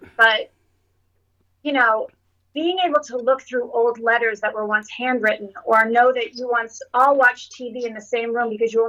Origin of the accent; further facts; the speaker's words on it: Sudbury, Ontario, Canada; One of my fondest memories would be snowstorms in Sudbury when we would